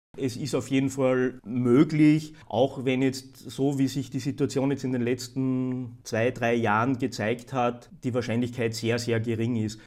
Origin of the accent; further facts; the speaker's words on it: Austria; bei uns in Österreich